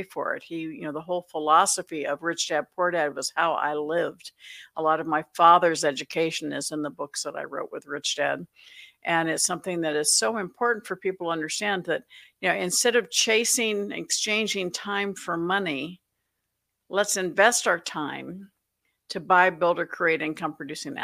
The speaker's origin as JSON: {"language": "English", "region": "Florida", "country": "United States", "tie": "born or raised there", "said": "My dad retired when I was 8 from the Navy. We moved to Florida"}